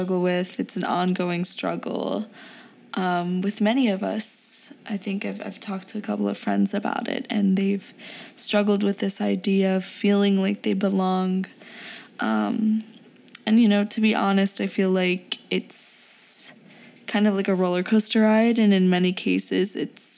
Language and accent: English; United States; English is a second language; also born or lived in Pakistan; I was born in Pakistan and moved here when I was around 6.5 to 7 years old